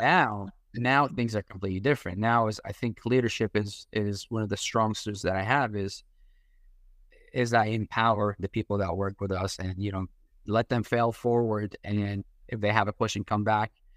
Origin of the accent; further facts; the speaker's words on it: Iraq; English is a second language; now in United States; I'm a Catholic from Iraq, so we're, we're immigrants.